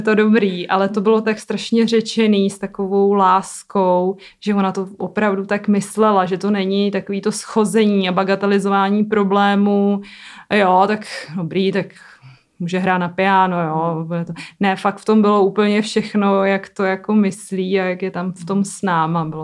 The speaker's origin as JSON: {"language": "Czech", "country": "Czechia"}